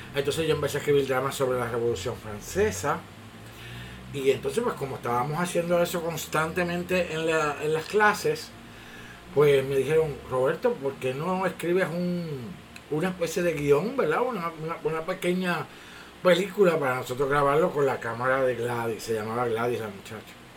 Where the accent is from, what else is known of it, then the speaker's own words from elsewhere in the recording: Bayamón, Puerto Rico; also born or lived in Orlando, Florida / New York; vine a, crecer a Bayamón y básicamente he estado aquí toda mi vida